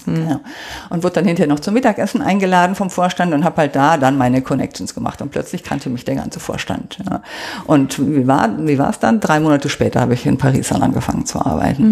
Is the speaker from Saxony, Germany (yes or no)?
no; Oberbergischer Kreis, near Cologne, North Rhine-Westphalia, Germany; moved away as an adult; now in Munich, Germany; Das ist der Ort, wo ich aufgewachsen bin.